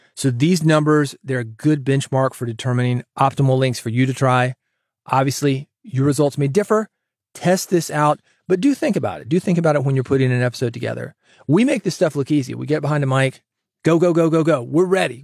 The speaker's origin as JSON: {"language": "English", "town": "Nashville", "region": "Tennessee", "country": "United States", "tie": "born or raised there", "said": "I grew up in Nashville, guitar town"}